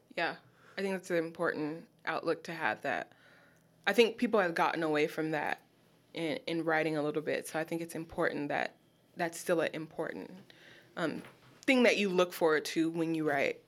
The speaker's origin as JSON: {"language": "English", "town": "Los Angeles", "region": "California", "country": "United States", "moved": "as an adult", "lives_now": "Baltimore, United States", "said": "I'm from Los Angeles."}